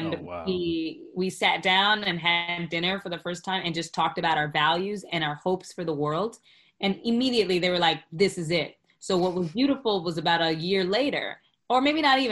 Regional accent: Florida, United States; now in New York, United States; I'm originally from Florida

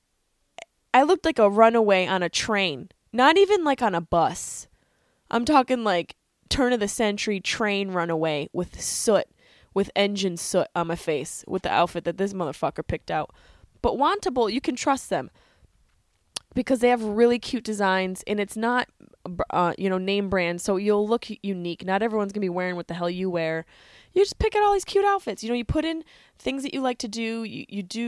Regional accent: Syracuse, New York, United States; also born or lived in Boston; now in Los Angeles, United States; I grew up near the East Coast. I grew up in Syracuse, New York

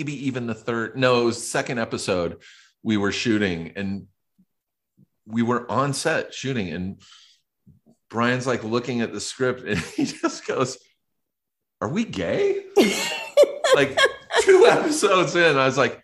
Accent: Riverside, California, United States; moved away as an adult; now in Los Angeles, United States; I grew up in Riverside. I grew up an hour away from here, east, like kind of near San Bernardino.

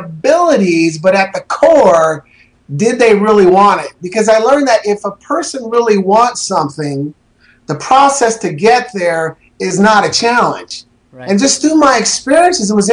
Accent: Portland, Oregon, United States; I was raised in Northeast Portland

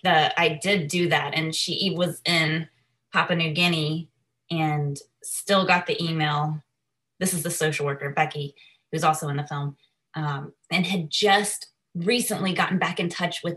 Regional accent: Nashville, Tennessee, United States; when I was 2 days old from the hospital in Nashville. So I was born and raised in Nashville, Tennessee, and I grew up with a brother who was also adopted, a younger brother.

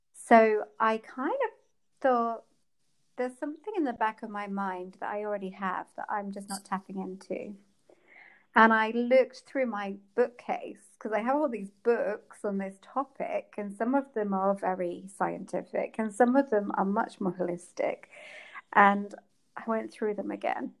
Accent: England, United Kingdom; I come from England

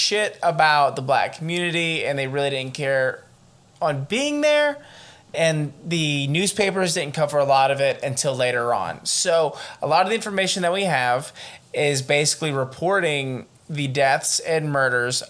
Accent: Atlanta, Georgia, United States; we're from Atlanta

